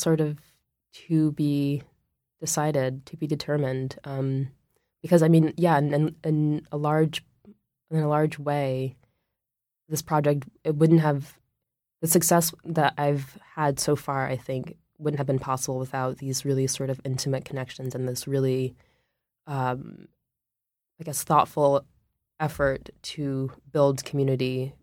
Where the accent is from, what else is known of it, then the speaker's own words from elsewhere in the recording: Washington, District of Columbia, United States; moved away as an adult; now in Oakland, United States; I grew up in Washington, D C